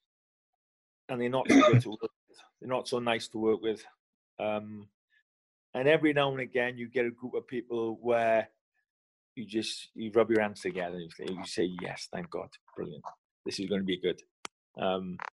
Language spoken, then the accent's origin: English; Wales, United Kingdom; I'm Welsh